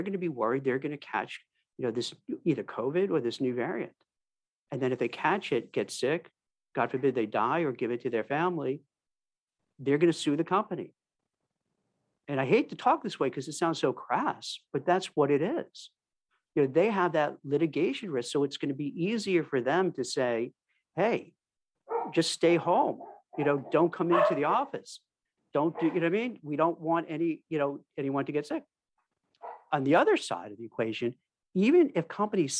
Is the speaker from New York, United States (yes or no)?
yes; New York City, New York, United States; I grew up in Brooklyn, lived in New York City